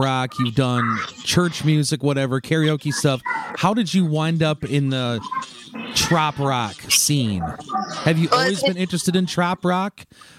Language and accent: English; Turtle Lake, Wisconsin, United States; moved away; I'm originally from Turtle Lake, Wisconsin, and every summer I take off the month of June and I teach classes in my hometown.